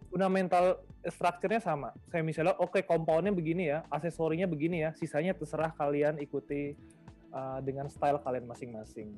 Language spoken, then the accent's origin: Indonesian; Bengkulu, Indonesia; moved away; daerah kelahiran saya, itu di daerah Bengkulu